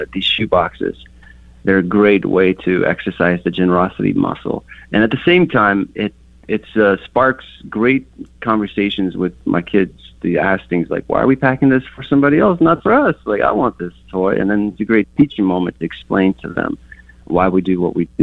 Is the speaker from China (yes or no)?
no; Kyiv, Ukraine; moved away; I grew up in Kiev, and in our neighborhood, we only had one soccer ball